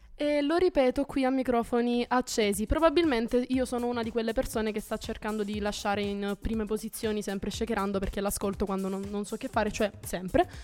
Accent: Salento, Apulia, Italy; vengo dal Salento

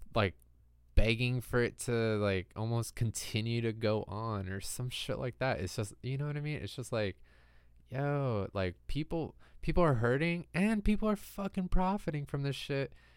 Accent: California, United States; growing up in California

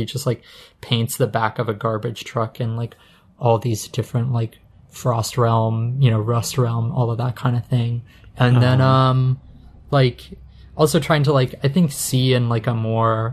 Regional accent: Utah, United States; I grew up in Utah

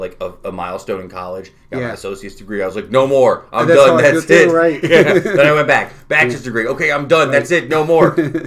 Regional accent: Utica, New York, United States; So I grew up in Utica, like in South Utica. You know, Utica has like 62,000 people.

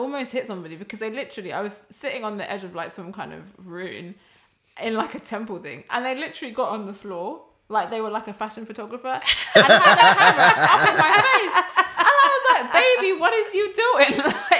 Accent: United Kingdom; as British people

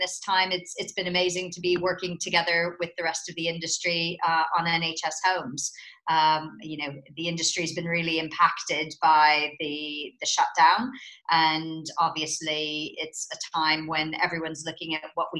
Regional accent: United States; accent: American; moved away as an adult; also born or lived in Netherlands; now in United Kingdom; you can probably tell from my accent that I'm American

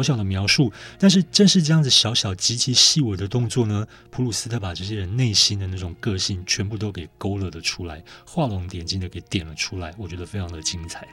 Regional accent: Taiwan; 我们台湾人

